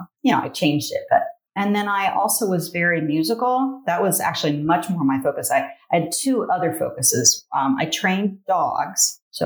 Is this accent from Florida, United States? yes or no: no; Licking County, Ohio, United States; also born or lived in Taos, New Mexico; I grew up in Licking County. So yeah, it's in Ohio. It's probably 45 minutes northeast of Columbus. I grew up on a farm